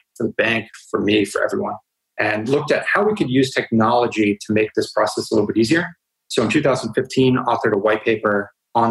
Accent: United States; moved away; I grew up in the United States and went to college at Northeastern University

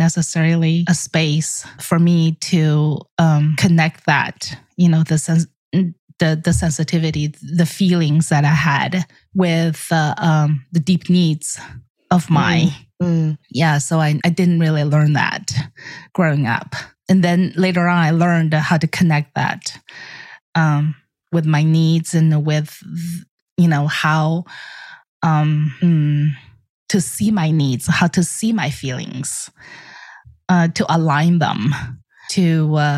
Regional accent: China; moved away; I grew up in the Chinese Air Force

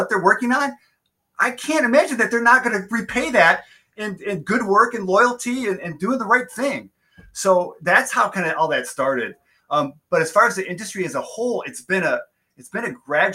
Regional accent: Southeast Michigan, United States; also born or lived in Flint, Michigan; growing up here in Southeast Michigan, the heart of the automotive industry

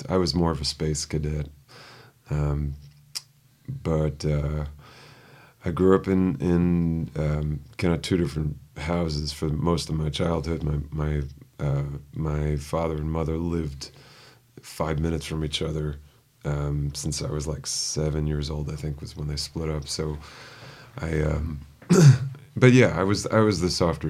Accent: New York City, New York, United States; moved away; I grew up in Riverdale.

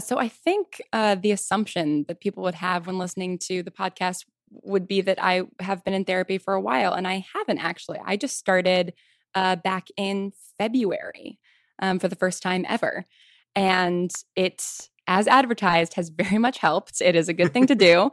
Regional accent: Westchester County, New York, United States; moved away as an adult; also born or lived in Manhattan, New York / Piedmont, California / Virginia; I grew up in Westchester County

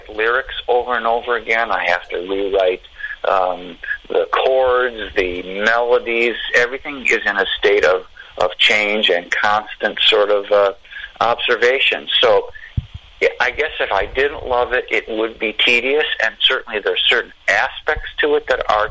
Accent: Chicago, Illinois, United States; I'm from Chicago. I grew up on rock and blues

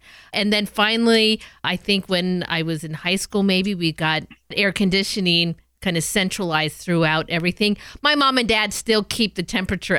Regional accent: Southern California, United States; me as a Southern California girl

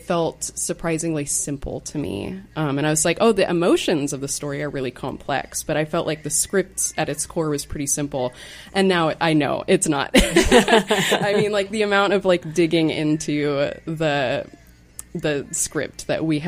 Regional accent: Sandy, Oregon, United States; also born or lived in La Grande, Oregon; I grew up in Sandy

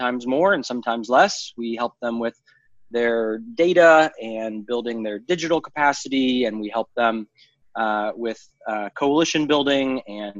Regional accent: Lima, Ohio, United States; also born or lived in Chicago, Illinois / Bluffton, Ohio / Cincinnati, Ohio / Columbus, Ohio; now in Yellow Springs, United States; we moved back to Lima when I was six. So then grew up in Lima

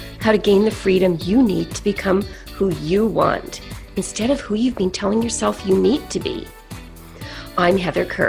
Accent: Saskatoon, Saskatchewan, Canada; I grew up in Saskatchewan in Western Canada, and at the time I grew up, about a third of the population in Saskatoon was Ukrainian

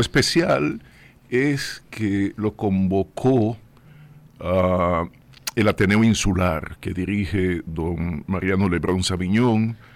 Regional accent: Puerto Plata, Dominican Republic; moved away as an adult; also born or lived in Santo Domingo; en mi pueblo, en Puerto Plata, lo que hice fue sobre todo deporte

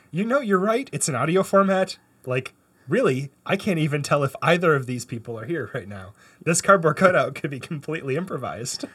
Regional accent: Canada; now in United States; I grew up in Canada

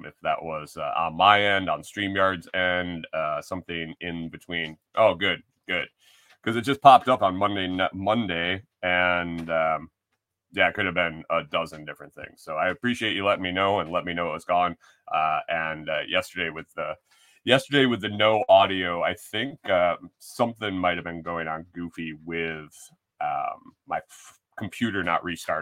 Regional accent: Western New York, United States; moved away; growing up in Western New York, I had a one four was the beginning of my zip code

